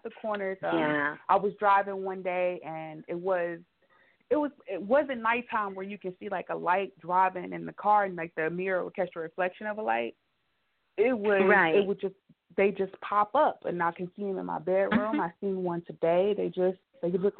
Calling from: Cleveland, Ohio, United States; I'm calling from Cleveland

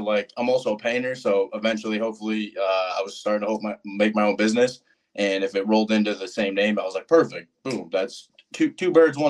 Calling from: Anoka, Minnesota, United States; Anoka, Minnesota, out of the rental that is very cheap in this market.

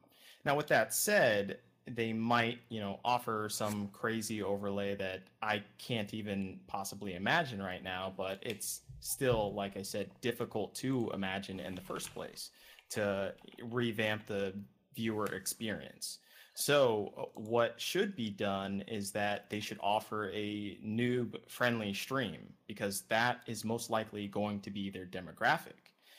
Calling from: Los Angeles, California, United States; I'm calling from LA.

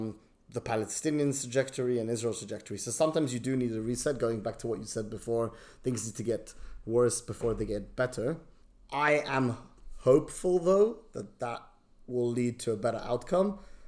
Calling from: London, United Kingdom; I'm joining you from London.

